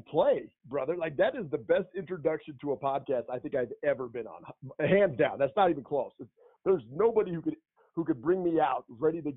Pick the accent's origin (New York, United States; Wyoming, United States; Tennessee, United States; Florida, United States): Wyoming, United States; Gillette; moved away as an adult; also born or lived in Missouri; growing up in Gillette, man, that town is competitive as hell.